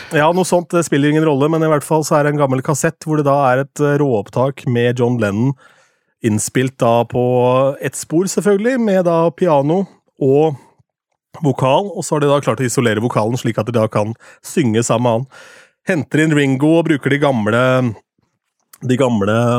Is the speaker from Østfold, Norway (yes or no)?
yes; Askim, Østfold, Norway; moved away; lokalradioen hjemme i Askim